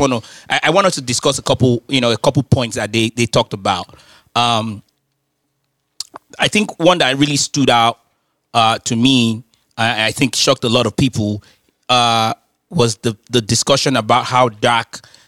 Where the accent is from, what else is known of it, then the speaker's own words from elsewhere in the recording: London, United Kingdom; Because I'm from London.